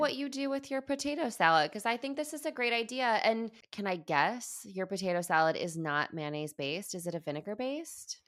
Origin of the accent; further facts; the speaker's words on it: Midwest, United States; I grew up in the Midwest